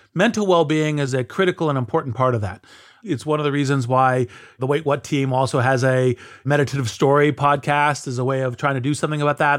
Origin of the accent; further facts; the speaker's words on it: United States; speak as an American